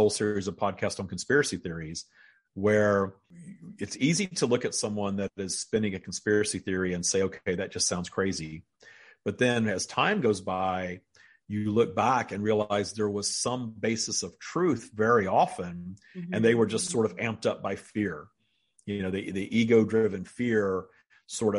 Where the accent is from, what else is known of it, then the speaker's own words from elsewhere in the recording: United States; I'm an American